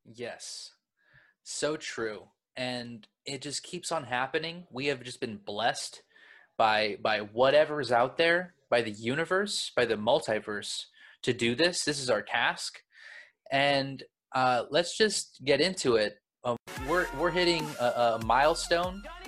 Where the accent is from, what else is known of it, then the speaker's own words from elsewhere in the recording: Los Angeles, California, United States; I'm from Los Angeles